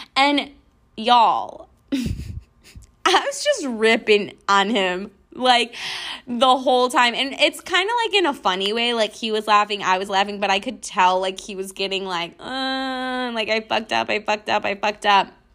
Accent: Western New York, United States; now in Houston, United States; I'm from Western New York.

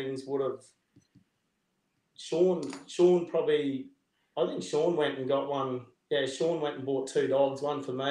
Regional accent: Mundubbera, Queensland, Australia; also born or lived in Melbourne; I actually grew up in town. So, we grew up in town

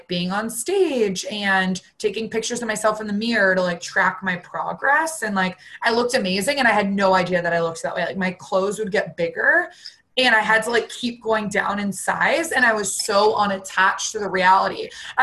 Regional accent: Boston, Massachusetts, United States; I grew up in Boston

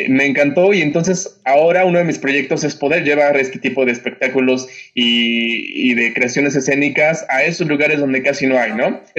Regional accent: Oaxaca, Mexico; moved away; also born or lived in Mexico City; yo vengo de Oaxaca y, y quizás son un poquito pretencioso, pero, pero ser de Oaxaca sí marca, marca bastante.

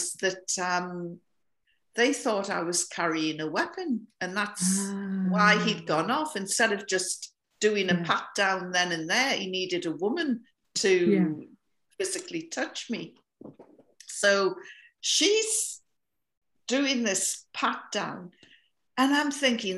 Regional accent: North East England, United Kingdom; now in Scotland; I come from the north of England by the Scottish border. I live in Scotland now, but this is where I come from.

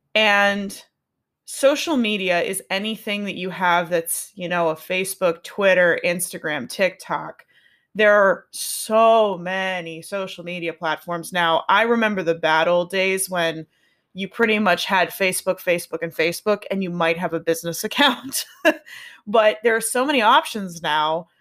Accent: Pittsburgh, Pennsylvania, United States; I'm from Pittsburgh, so that's where the N comes from, 'cause we say N at in Pittsburgh

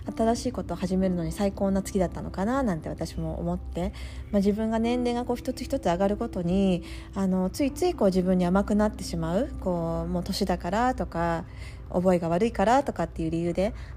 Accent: Japan; moved away as an adult; now in Florida, United States; 私はあの田舎で育っていた

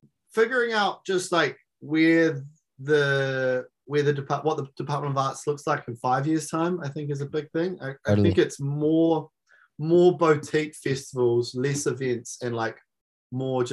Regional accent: Gisborne, New Zealand; in Gisborne, in my hometown

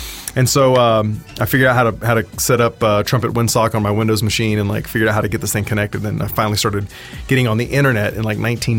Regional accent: South Texas, United States; I was born in South Texas, and born on a ranch. Actually, the third largest ranch in the world, the King Ranch, and didn't really have a whole lot to do growing up in the country.

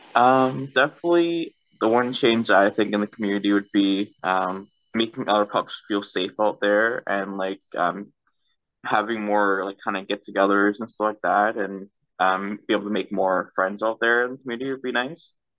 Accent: Canada; I'm from Canada

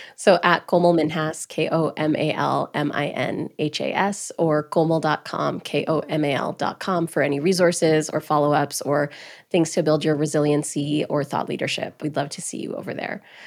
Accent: Grande Prairie, Alberta, Canada; moved away; also born or lived in New York; I was born and raised in Grand Prairie, Alberta

